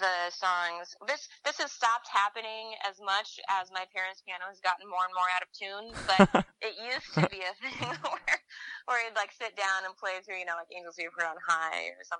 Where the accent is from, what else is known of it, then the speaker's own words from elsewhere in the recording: Seattle, Washington, United States; moved away as an adult; also born or lived in Pacific Northwest; now in New York, United States; growing up in the Seattle area